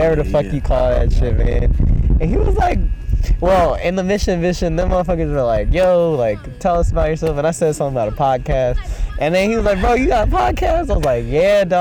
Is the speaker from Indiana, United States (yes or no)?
no; North Carolina, United States; I'm from North Carolina